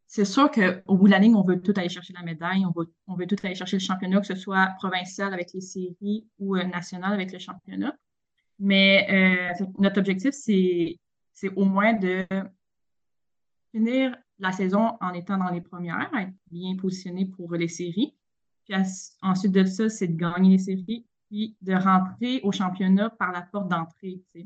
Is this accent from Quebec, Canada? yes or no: yes; Victoriaville, Quebec, Canada; also born or lived in Montreal; moi, je suis une, une fille qui vient de Victoriaville, très fière de tout ça. Euh, j'ai grandi là